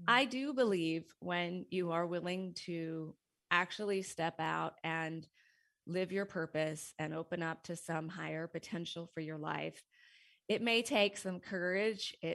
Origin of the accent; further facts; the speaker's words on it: Montana, United States; moved away as an adult; now in Seattle, United States; I had a corporate career in Seattle. Uh, I moved to Seattle from Montana to go to college and then started in the technology world there